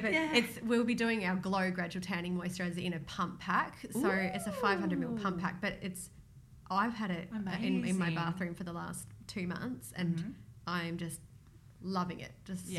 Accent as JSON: {"language": "English", "country": "Australia", "said": "So we're in Australia, we're Australian, so we spend a lot of time trying to grow the business"}